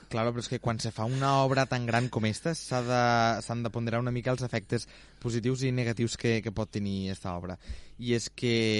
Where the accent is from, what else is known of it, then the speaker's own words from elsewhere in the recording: Terres de l'Ebre, Catalonia, Spain; com a, com a ebrenc